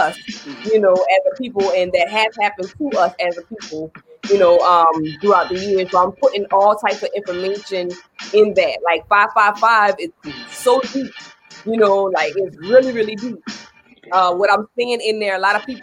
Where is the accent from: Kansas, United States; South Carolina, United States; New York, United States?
South Carolina, United States; Ridgeville; I'm from Pringletown. I'm from Ridgeville.